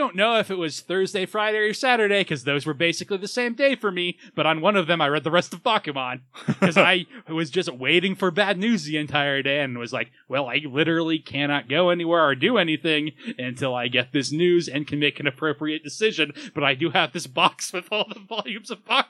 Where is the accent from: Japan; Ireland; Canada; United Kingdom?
Japan; I'm from Japan. Yes, I was.